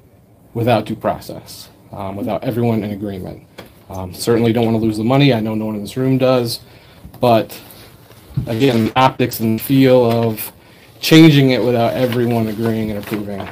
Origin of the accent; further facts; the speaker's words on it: the South, United States; now in Killingworth, United States; I'm from the South, I moved up here, and I wouldn't want to be anywhere else than Killingworth.